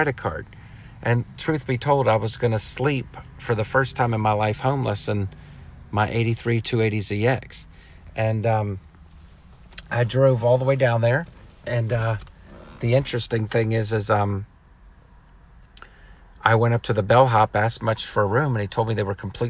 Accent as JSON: {"language": "English", "region": "Maryland", "country": "United States", "tie": "born or raised there", "said": "I'm in my hometown of Maryland today"}